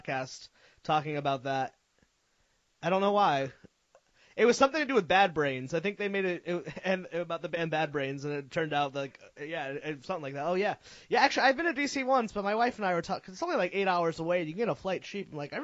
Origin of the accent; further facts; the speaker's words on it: Connecticut, United States; moved away as an adult; now in Providence, United States; I grew up in Connecticut